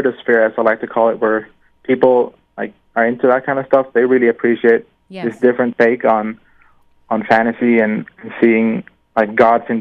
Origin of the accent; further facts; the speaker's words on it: Norway; I'm from Norway, land of the Vikings. So Norse mythology and Viking history has been such a big part of me growing up